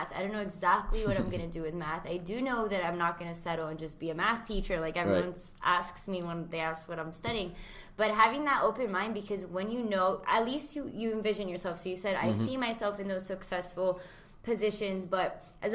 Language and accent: English; Miami, Florida, United States; I'm from Miami, half Brazilian, half Colombian.